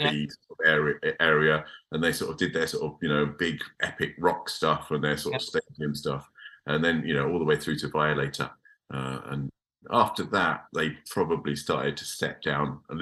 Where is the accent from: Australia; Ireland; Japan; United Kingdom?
United Kingdom; Chelmsford, East of England; I'm from Essex. I come from Chelmsford.